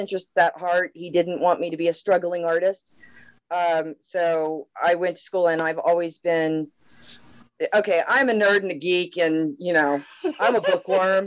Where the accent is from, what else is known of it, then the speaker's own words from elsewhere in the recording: Oklahoma, United States; also born or lived in Landstuhl, Germany; technically not born in Oklahoma, but I grew up my whole life in Oklahoma.